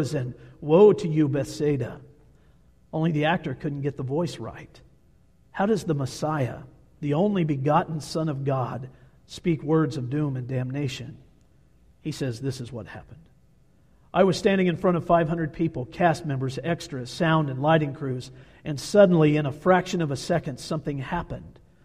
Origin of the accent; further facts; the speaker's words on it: Kansas, United States; moved away as an adult; now in Montana, United States; I am from Kansas, born and raised in the state of Kansas.